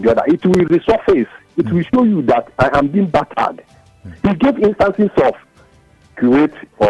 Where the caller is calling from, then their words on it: Ikoyi, Lagos, Nigeria; I'm calling from Ikoyi.